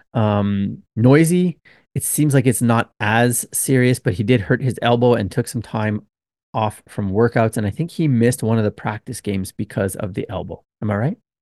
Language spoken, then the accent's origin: English; Canada; also born or lived in Okinawa, Japan; now in Japan; I'm a Canadian